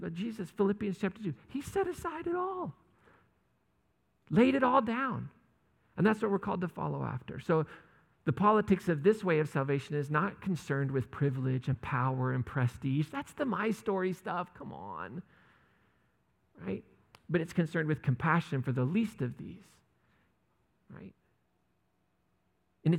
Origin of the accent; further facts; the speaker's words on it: United States; as American Christians